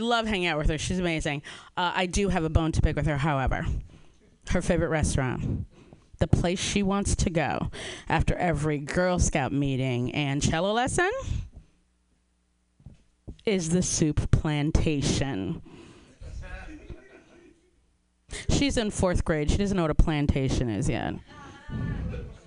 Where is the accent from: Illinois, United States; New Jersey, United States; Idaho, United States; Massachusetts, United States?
Illinois, United States; Chicago; now in Southern California, United States; I am originally from Chicago